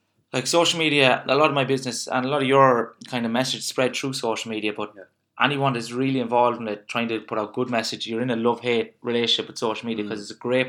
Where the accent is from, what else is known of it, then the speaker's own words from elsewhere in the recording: Ireland; as Irish people, and you know yourself, we're a nation of complainers and not doers.